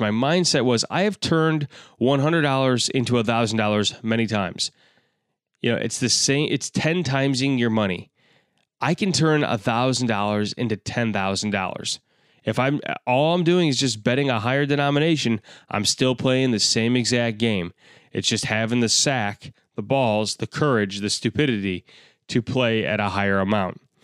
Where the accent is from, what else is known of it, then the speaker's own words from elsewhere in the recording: Chicago, Illinois, United States; I am a comedian from Chicago, Illinois